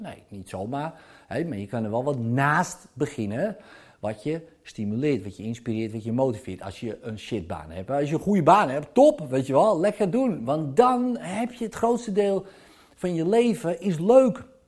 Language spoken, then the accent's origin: Dutch; Zaanstreek, North Holland, Netherlands; bij ons in de Zaanstreek